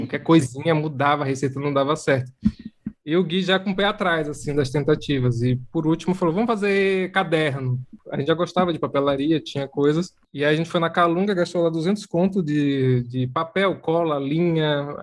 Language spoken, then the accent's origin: Portuguese; Serrinha, Bahia, Brazil; moved away as an adult; now in São Paulo, Brazil; sou da Serrinha, interior da Bahia.